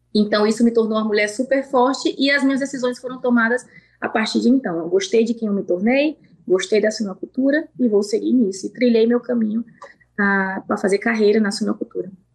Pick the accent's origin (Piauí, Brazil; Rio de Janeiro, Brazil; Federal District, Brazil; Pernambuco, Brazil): Piauí, Brazil; accent: Piauí; moved away as an adult; also born or lived in Colorado, United States; now in United States; meu sotaque, infelizmente ou felizmente, nunca vai sair, e isso eu me orgulho, porque esse sangue nordestino